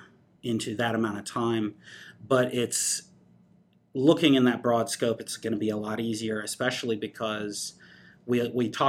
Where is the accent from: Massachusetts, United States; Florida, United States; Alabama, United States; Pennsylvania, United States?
Alabama, United States; Madison; I grew up in Madison. I am a Bob Jones graduate, 2002.